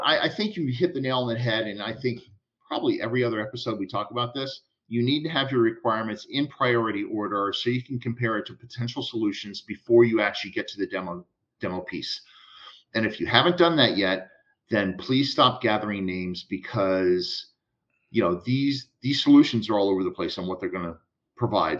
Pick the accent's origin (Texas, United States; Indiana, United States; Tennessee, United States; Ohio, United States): Texas, United States; I'm from Texas